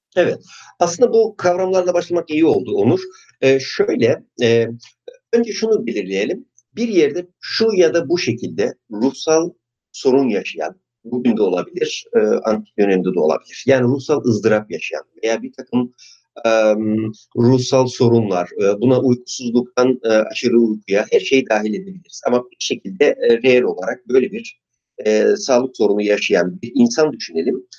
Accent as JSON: {"language": "Turkish", "region": "Artvin", "country": "Turkey", "tie": "born or raised there", "also_born_or_lived": "Istanbul", "moved": "yes", "said": "Artvin'de doğdum"}